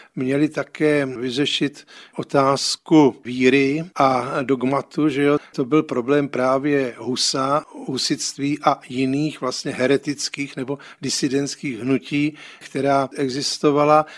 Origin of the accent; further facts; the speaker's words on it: Prague, Czechia; jako malý kluk jsem vyrůstal na Žižkově